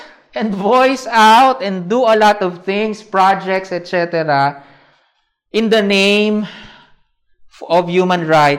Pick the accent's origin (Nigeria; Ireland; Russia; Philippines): Philippines